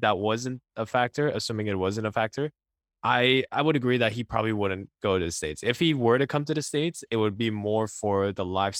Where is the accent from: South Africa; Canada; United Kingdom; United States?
Canada; Montreal, Quebec; I'm from Montreal, so I'm a Montreal fan.